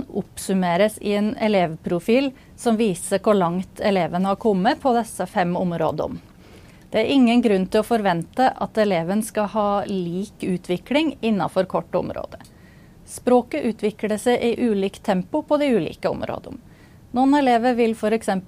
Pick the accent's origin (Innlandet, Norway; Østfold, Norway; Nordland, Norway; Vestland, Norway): Innlandet, Norway; Jeg prater norsk på en måte som gir til kjenne at jeg kommer fra Gudbrandsdalen.